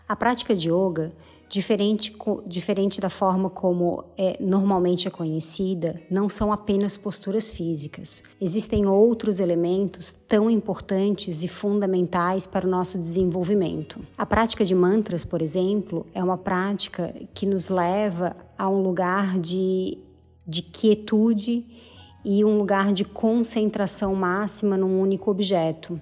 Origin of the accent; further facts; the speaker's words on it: Florianópolis, Santa Catarina, Brazil; sou de Florianópolis